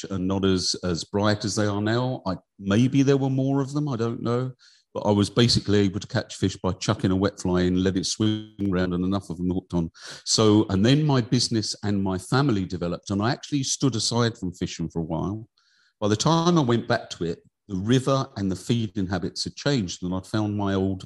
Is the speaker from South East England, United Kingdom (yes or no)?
yes; Kent, South East England, United Kingdom; now in South Tipperary, Ireland; I grew up in Kent in England.